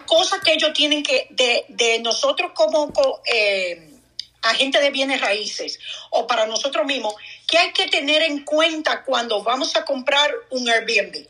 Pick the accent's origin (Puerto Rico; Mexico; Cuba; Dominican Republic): Dominican Republic; moved away; soy dominicana yo tengo familia en República